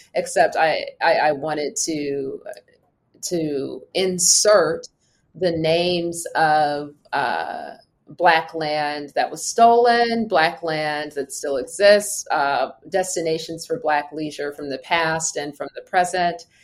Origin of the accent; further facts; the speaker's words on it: Los Angeles, California, United States; I am from Los Angeles